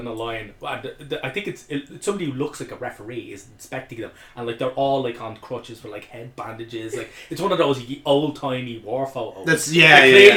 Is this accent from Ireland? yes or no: yes; Ireland; as an Irish person and an Irish football supporter